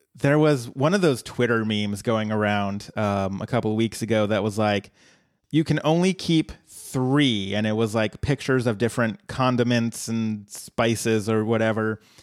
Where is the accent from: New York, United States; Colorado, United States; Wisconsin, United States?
Colorado, United States; my home state